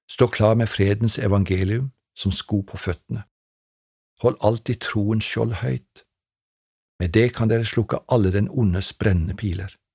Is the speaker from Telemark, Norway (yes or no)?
yes; Treungen, Telemark, Norway; på ungdomskveldene hjemme i Treungen da jeg vokste opp